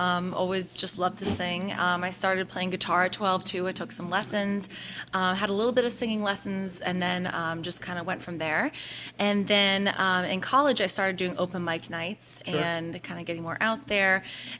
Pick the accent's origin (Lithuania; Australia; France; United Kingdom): United Kingdom; England; born there; So actually, I was born in England.